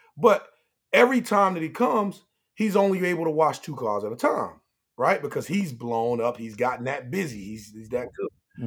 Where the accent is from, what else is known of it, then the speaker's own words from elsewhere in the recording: Pine Hills, Florida, United States; growing up in Pine Hills